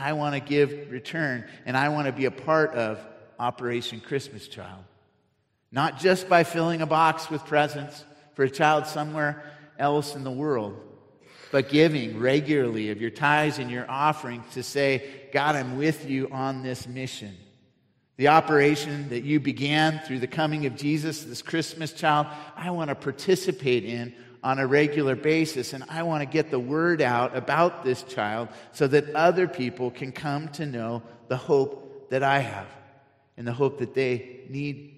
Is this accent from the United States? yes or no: yes; Cupertino, California, United States; also born or lived in San Diego; I grew up in Cupertino near San Jose